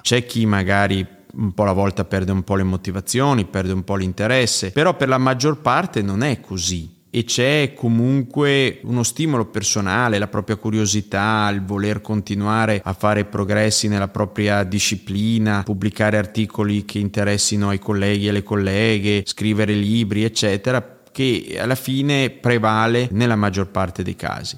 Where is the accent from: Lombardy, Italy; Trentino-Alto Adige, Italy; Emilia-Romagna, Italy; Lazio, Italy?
Trentino-Alto Adige, Italy; Ziano di Fiemme; also born or lived in Cavalese; io sono cresciuto in un paese che si chiama Ziano di Fiemme, ma sono nato a Cavalese perché l'ospedale sta lì